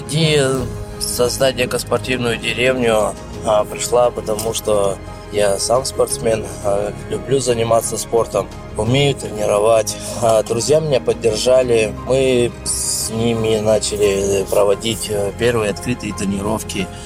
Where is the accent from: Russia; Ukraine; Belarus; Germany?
Russia; Dagestan; also born or lived in Astrakhan Oblast; Родился я в Астраханской области, а, но все свое детство прожил в Дагестане, занимался вольной борьбой. А, в 2011 году приехал в Челябинск к дяде для продолжения обучения.